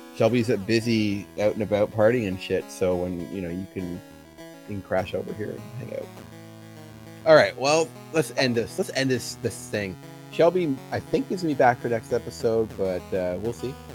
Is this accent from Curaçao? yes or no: no; Canada; grew up in Canada, lives here, and, and that's my home